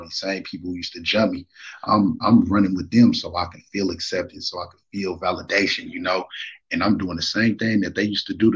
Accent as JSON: {"language": "English", "town": "Marin City", "region": "California", "country": "United States", "tie": "born or raised there", "also_born_or_lived": "Oakland, California", "said": "I was born in Oakland, California. You feel me? That's where my roots is at. But I moved from Oakland back in 94 to Marin City, and that's where I was raised"}